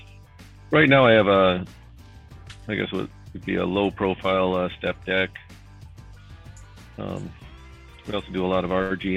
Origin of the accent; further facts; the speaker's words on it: Iowa, United States; I'm from Iowa